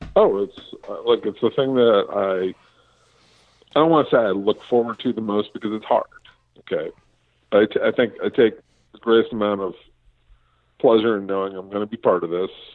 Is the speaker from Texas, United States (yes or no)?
no; Los Angeles, California, United States; I grew up in Los Angeles